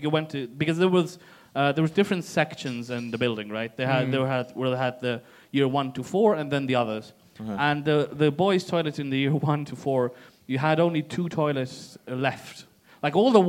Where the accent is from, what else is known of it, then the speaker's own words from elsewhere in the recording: Tallinn, Harju County, Estonia; also born or lived in Nõmme, Tallinn; growing up in Lasnamai was definitely going to school in Lasnamai